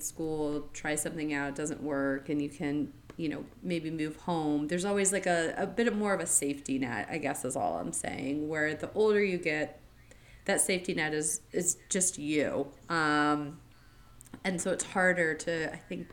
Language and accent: English; Florida, United States; moved away as an adult; also born or lived in New England; I lived in New England as a kid, but for most of my life, I grew up in Florida in the same community